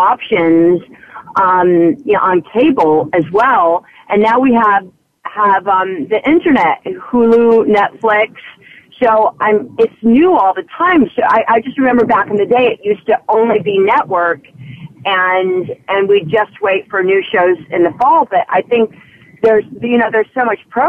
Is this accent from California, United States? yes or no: yes; Los Angeles, California, United States; it's my hometown